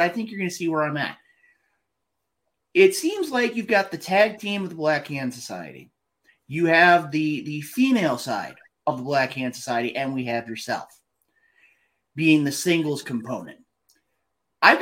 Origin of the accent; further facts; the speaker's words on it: Midwest, United States; I'm coming from the Midwest